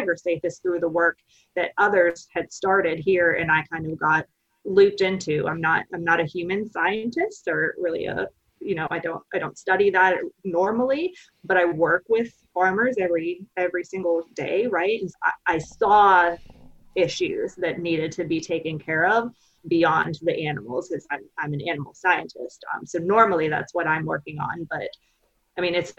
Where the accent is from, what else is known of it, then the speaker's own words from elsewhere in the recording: right outside of Pittsburgh, Pennsylvania, United States; moved away as an adult; also born or lived in Findlay, Ohio / Lexington, Kentucky; now in Starkville, United States; I don't have a Mississippi accent. I'm originally from Pennsylvania, right outside of Pittsburgh.